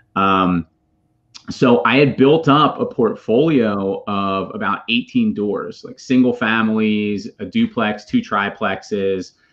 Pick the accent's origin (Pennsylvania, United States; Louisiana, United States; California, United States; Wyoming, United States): Pennsylvania, United States; Philadelphia; now in Charlotte, United States; I'm from the Greater Philadelphia area. I live with my family now in Charlotte, North Carolina.